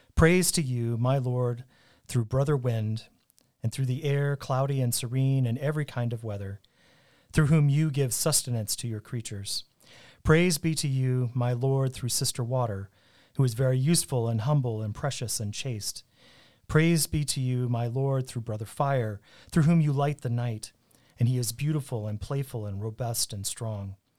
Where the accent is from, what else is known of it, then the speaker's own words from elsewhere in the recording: Colorado Springs, Colorado, United States; I grew up in Colorado Springs